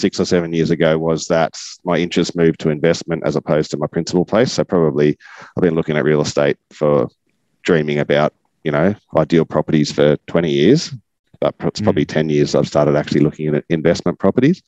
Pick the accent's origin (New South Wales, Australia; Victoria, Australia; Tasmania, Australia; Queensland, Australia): New South Wales, Australia; Gosford; also born or lived in Newcastle, New South Wales / Bellingen, New South Wales; now in Nambucca, Australia; And then I actually grew up until my teenagerhood on the Central Coast. So up behind Gosford in a small sort of country area called Colnura.